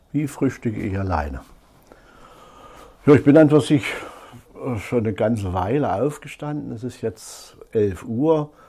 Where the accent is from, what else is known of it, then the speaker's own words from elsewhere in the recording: Thuringia, Germany; now in Berlin, Germany; ich bin nun schon so fast 25 Jahre hier in Berlin. Ich komme aus Thüringen, aus einer kleinen Kreisstadt bei Salzungen